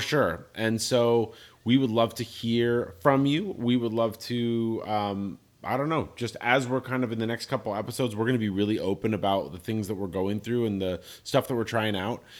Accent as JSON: {"language": "English", "country": "Ireland", "said": "I'm I'm Irish. we're a people of stories."}